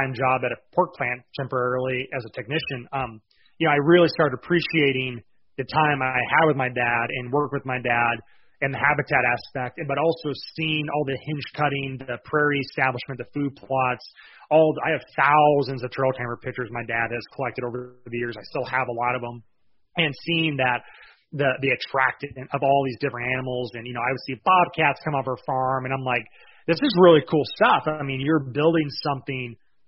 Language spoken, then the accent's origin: English; Lapeer County, Michigan, United States; now in Iowa, United States; We're actually originally from Michigan